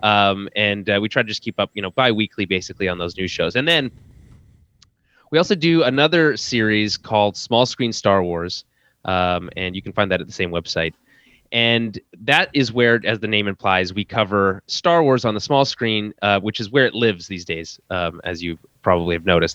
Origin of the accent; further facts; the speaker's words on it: Canada; as a Canadian